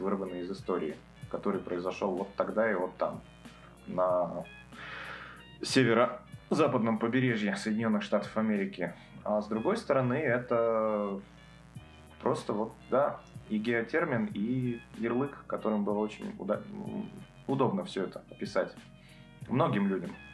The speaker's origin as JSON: {"language": "Russian", "town": "Petrozavodsk", "region": "Republic of Karelia", "country": "Russia", "tie": "born or raised there", "said": "я родился в Петрозаводске, это столица Карелии, это лютый север. Погода там такая же, как в Сиэтле. Вот я рос, мне было 15, 16, 17 лет"}